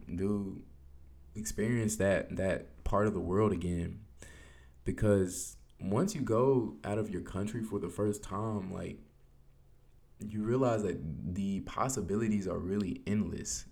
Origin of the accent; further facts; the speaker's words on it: United States; as an American